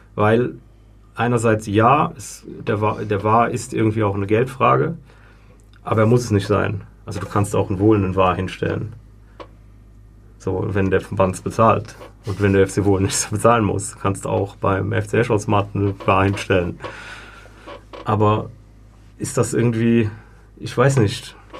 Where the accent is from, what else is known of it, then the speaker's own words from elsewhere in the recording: Germany; now in Switzerland; ich komme jetzt aus Deutschland